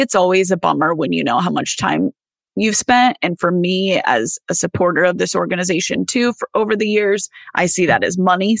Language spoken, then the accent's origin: English; Iowa, United States; I'm from Iowa.